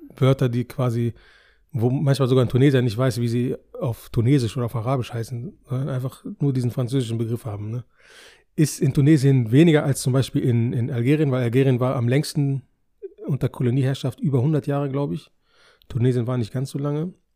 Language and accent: German; Germany; Wir sind ja hier geboren